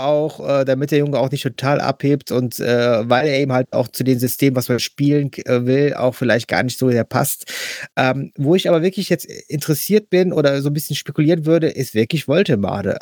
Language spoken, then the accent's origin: German; Mönchengladbach, North Rhine-Westphalia, Germany; gebürtiger Gladbacher